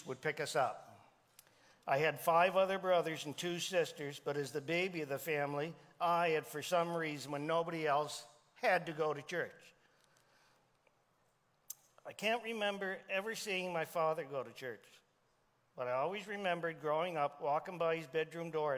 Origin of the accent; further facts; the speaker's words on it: Miramichi, New Brunswick, Canada; I grew up outside of Chatham, New Brunswick, which is called Miramichi now, in a place called Black River Bridge.